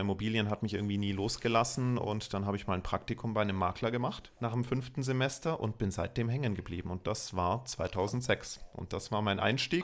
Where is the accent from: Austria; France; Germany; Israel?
Germany; Munich, Bavaria; bin gebürtiger Münchner